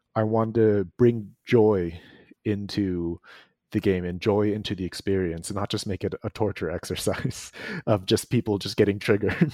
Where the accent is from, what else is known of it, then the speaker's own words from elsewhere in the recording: East Coast of the United States, United States; I was raised on the East Coast of the United States